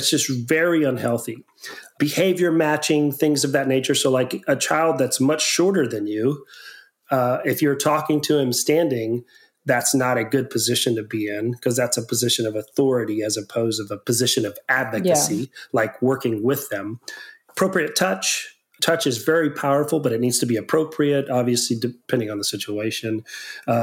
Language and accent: English; near Victoria, Texas, United States; also born or lived in Houston, Texas; I moved back to Victoria, Texas area from Houston. I was working in Houston, human trafficking there for 2 or 3 years. And then I moved back closer to my hometown and I worked in the Victoria, Texas area